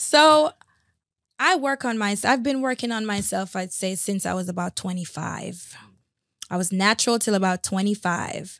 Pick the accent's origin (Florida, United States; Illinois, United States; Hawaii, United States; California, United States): Florida, United States; West Palm Beach; also born or lived in Spanish Town, Jamaica / Port Morant, Jamaica; I then came to West Palm Beach and grew up here for the last thirty-two years.